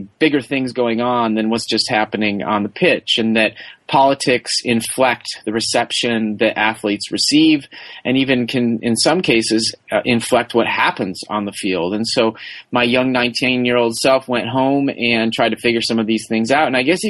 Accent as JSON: {"language": "English", "town": "Madison", "region": "Wisconsin", "country": "United States", "tie": "born or raised there", "said": "I grew up in Wisconsin, where the Olympics are huge, especially Winter Olympic sports."}